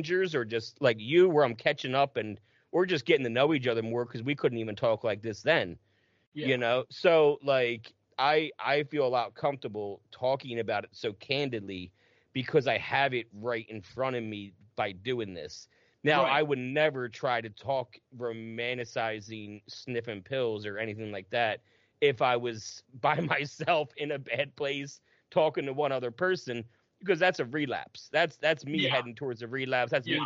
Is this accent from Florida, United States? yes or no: no; New Jersey, United States; we're both from Jersey